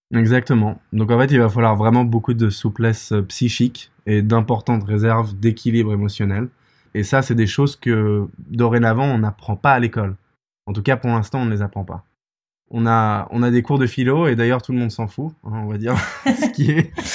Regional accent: Paris, Île-de-France, France; moved away as an adult; also born or lived in England / United States; je viens de Paris, j'ai fait mes études en Angleterre et puis aux États-Unis.

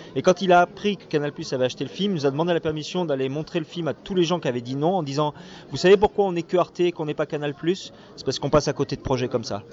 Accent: Provence-Alpes-Côte d'Azur, France; je suis des Alpes-Maritimes

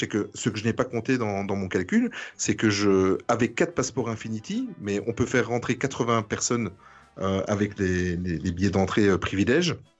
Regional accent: Belgium; je viens de Belgique

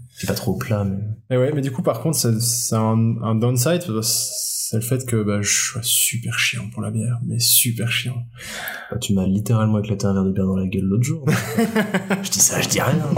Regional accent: Belgium; je suis belge

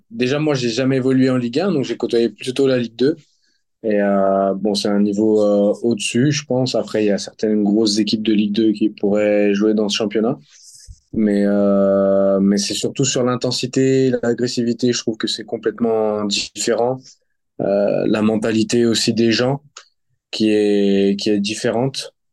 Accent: France; now in Netherlands; je suis français.

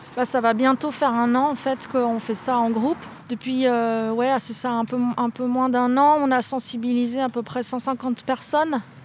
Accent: Nantes, Pays de la Loire, France; en tant que Nantais

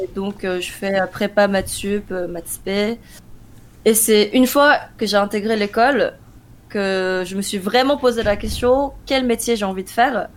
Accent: South Korea; moved away; also born or lived in France; je suis née en Corée, en 92

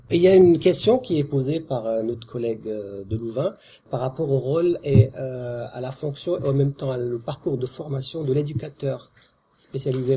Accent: France

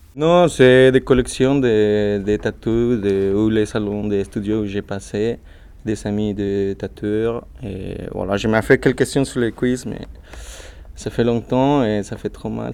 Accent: Mexico; French is a second language; moved away as an adult; now in Lyon, France; je suis original de Mexique

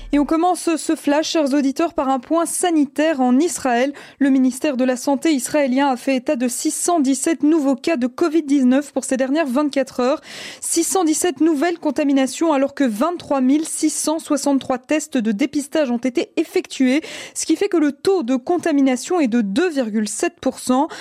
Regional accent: Belgium; chez nous en Belgique

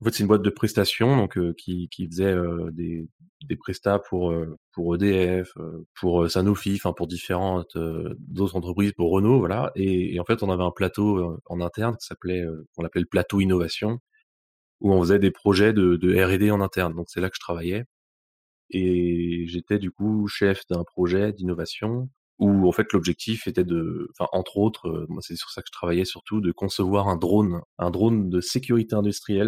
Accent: Bruz, Brittany, France; moved away as an adult; now in Lyon, France; Je viens euh, de Bru, une ville à côté de, Rennes, en, Bretagne

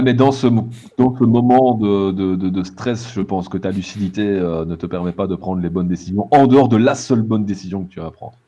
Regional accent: Belgium; en tant que Belges

